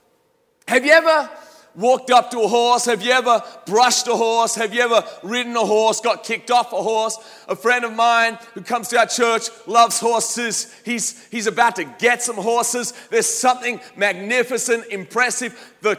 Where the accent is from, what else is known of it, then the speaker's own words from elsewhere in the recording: Australia; As an Aussie, my accent is not perhaps as strong as it used to be, but you get me around some Australians and all of a sudden some Australian words will start popping out.